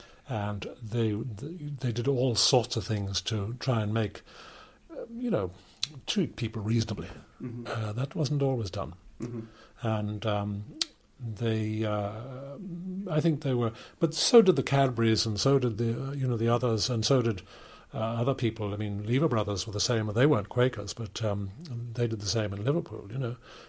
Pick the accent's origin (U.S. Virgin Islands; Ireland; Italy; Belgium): Ireland; born or raised there; also born or lived in Dromineer, Ireland / Dublin, Ireland / Worcester, England / Nottingham, England